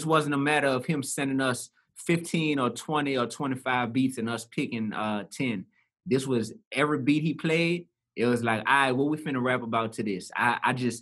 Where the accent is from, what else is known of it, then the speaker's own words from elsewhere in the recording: New Orleans, Louisiana, United States; I grew up in the Goose. That's a part of the Ninth Ward, east side of New Orleans